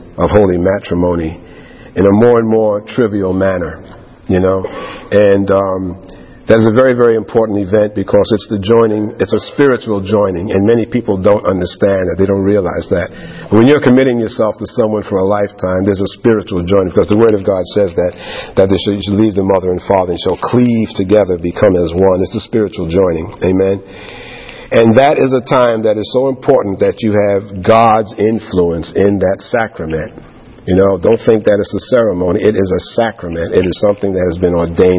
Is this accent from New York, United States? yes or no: yes; New York, United States; like any other young man growing up in New York